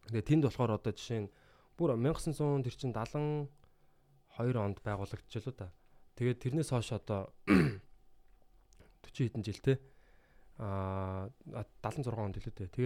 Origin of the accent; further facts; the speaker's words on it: Mongolia; би юм Монголоос ирсэн мэрсэн